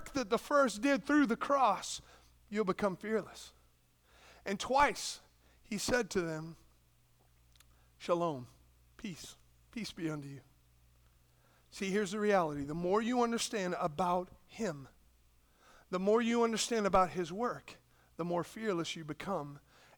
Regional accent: United States; we're American

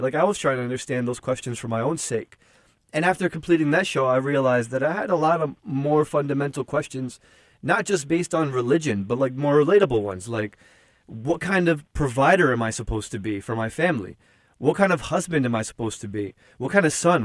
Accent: Newark, New Jersey, United States; I grew up in Newark, New Jersey

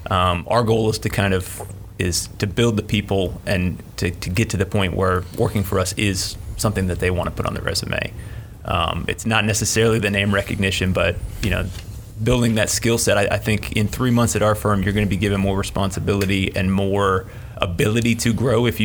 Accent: Inverness, Florida, United States; came I came from an like, extremely small town, so

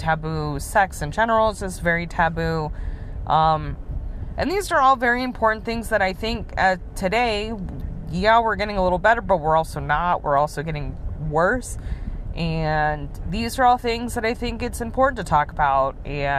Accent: United States; in the United States, being an American citizen

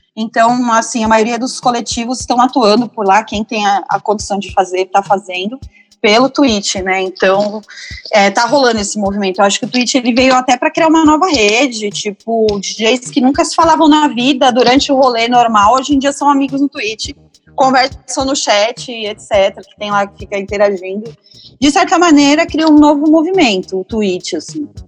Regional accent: São Paulo, Brazil; also born or lived in Ipiranga, São Paulo; Eu sou de Pirituba, eu nasci em Pirituba, mas eu moro no Ipiranga há mais de 20 anos.

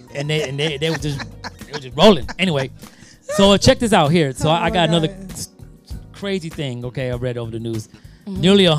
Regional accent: Detroit, Michigan, United States; that's in my hometown, Detroit.

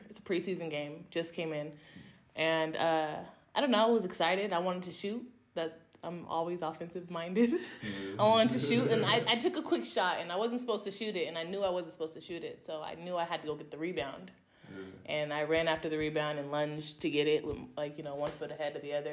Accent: near Stockton, California, United States; my first offer ever was from the University of Pacific. It's like 30 minutes away from my hometown

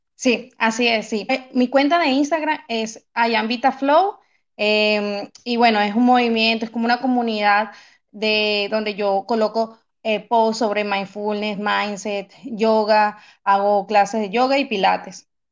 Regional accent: Venezuela; moved away as an adult; now in Manchester, United Kingdom; soy venezolana

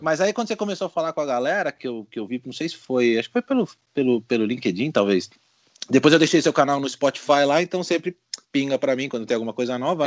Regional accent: Brazil; moved away as an adult; now in Spain; quando eu saí do Brasil

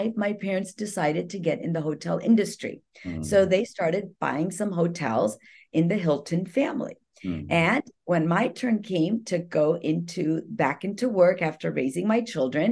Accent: India; moved away; I'm an Indian salesperson

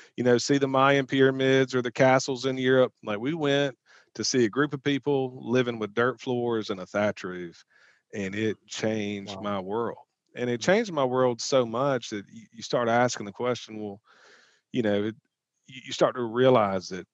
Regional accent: Southeast, United States; I grew up in the Southeast local church

